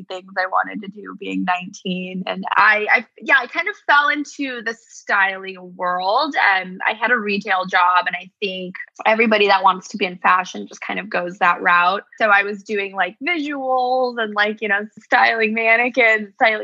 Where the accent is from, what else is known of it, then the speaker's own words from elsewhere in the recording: Bay Area, California, United States; moved away as an adult; also born or lived in New York City / Los Angeles; I was born in New York City. Unfortunately, my dad passed away when I was little, so we had to leave New York and we moved out to the West Coast. So I grew up in the Bay Area